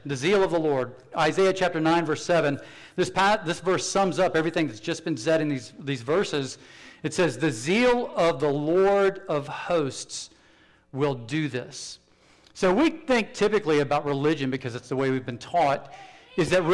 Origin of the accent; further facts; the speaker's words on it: South Carolina, United States; I'm from South Carolina.